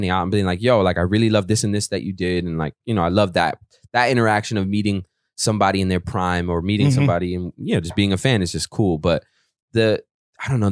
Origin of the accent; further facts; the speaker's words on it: Portland, Oregon, United States; I was from Portland